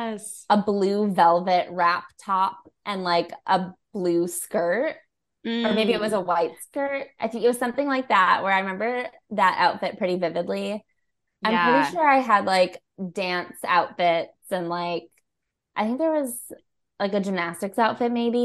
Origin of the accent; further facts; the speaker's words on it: Chicago, Illinois, United States; I was from Chicago where we had like the American Girl doll store